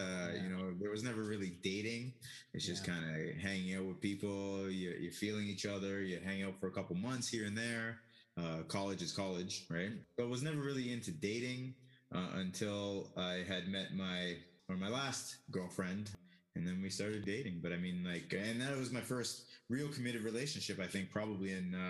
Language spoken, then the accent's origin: English; Toronto, Ontario, Canada; also born or lived in Ottawa; now in Yukon, Canada; I'm originally from Toronto. I've lived all over Canada, but from Ottawa, I ended up moving back to Toronto, going to school. You know, life took me to the Yukon. I've been here for 12 plus years now.